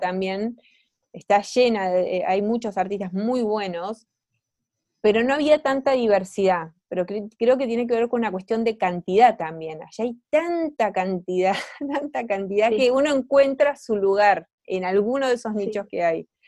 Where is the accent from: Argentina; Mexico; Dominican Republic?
Argentina; moved away as an adult; now in Chile; soy artista argentina viviendo en Chile desde hace cinco años